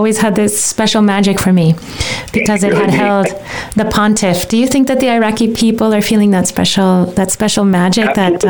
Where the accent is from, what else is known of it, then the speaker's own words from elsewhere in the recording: Guadalajara, Jalisco, Mexico; moved away; When I was a little girl and growing up in Mexico, the Pope, St. John Paul II, visited Guadalajara, where I lived